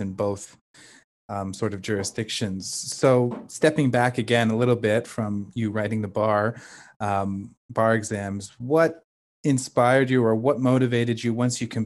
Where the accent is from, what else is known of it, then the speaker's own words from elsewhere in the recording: Canada; having been born and growing up here